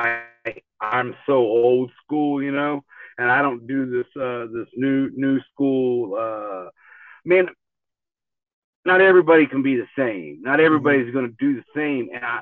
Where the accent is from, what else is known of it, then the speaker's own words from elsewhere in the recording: Tulsa, Oklahoma, United States; I grew up here in Tulsa, Oklahoma